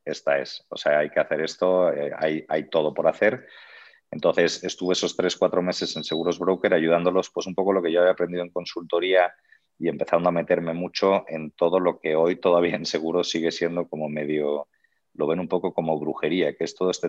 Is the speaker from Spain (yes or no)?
yes; Spain; now in Mexico; y más siendo español que lo sé bien, en España somos más bien un poquito más fríos o un poquito más independientes, ¿no?